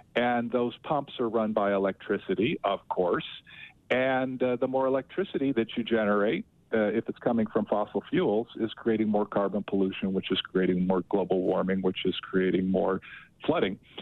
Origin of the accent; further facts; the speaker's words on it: Las Vegas, Nevada, United States; now in New Orleans, United States; I grew up in Southern Nevada in Las Vegas, so I know Utah pretty well